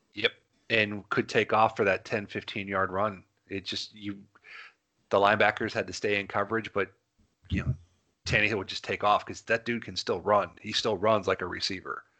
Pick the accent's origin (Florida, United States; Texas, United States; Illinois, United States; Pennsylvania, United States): Florida, United States; we're all from Florida